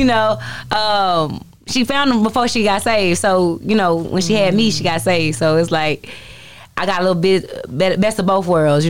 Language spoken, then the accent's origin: English; Irving, Texas, United States; I say Dallas, but I'm from Irving. If you in Dallas, I'm from Irving, Northside